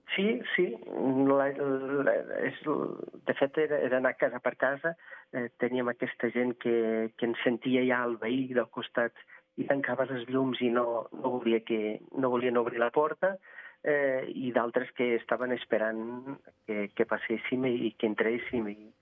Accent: Vila Praia de Âncora, Viana do Castelo, Portugal; Catalan is a second language; now in Andorra; Jo sóc de Vila Praia de Àncora, a prop de Viana do Castelo

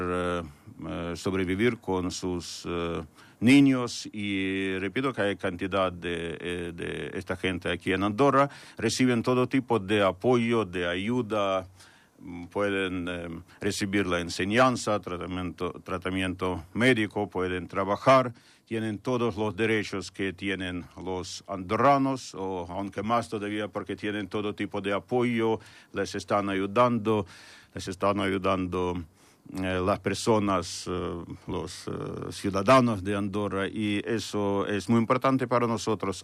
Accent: Ukraine; moved away; mi pueblo

